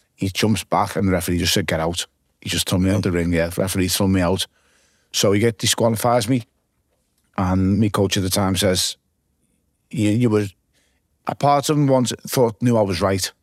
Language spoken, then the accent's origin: English; Liverpool, North West England, United Kingdom; growing up in the south end